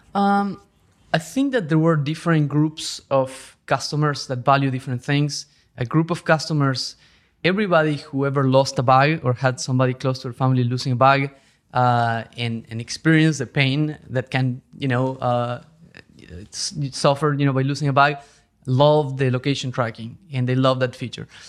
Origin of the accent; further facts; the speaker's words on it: Argentina; moved away as an adult; also born or lived in Europe; now in New York, United States; I'm originally from Argentina